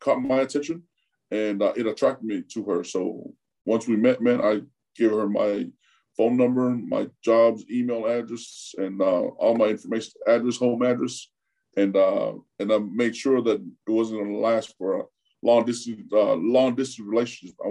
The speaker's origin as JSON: {"language": "English", "town": "Euless", "region": "Texas", "country": "United States", "tie": "born or raised there", "also_born_or_lived": "Tonga", "second_language": "English", "moved": "as an adult", "lives_now": "Florida, United States", "said": "grew up in Euless, junior high and high school"}